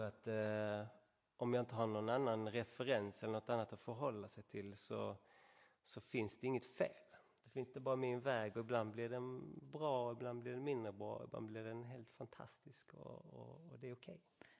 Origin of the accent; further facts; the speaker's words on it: Sweden; långt borta från alla vänner och familj och allt det trigga hemma i Sverige